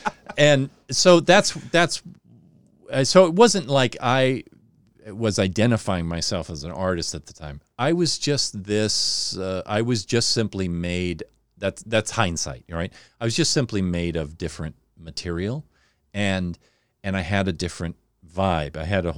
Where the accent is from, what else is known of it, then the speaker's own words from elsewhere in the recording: Newport Beach, California, United States; born there; oh, I was born in Newport Beach. And they're like, why do you talk like this?